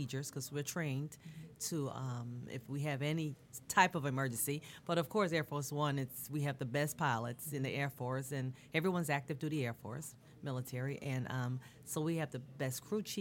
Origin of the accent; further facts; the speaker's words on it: Bermuda; moved away; I'm from Bermuda originally